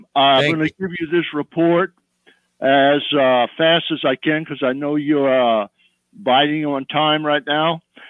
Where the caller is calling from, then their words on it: Florida, United States; I'm calling from Florida.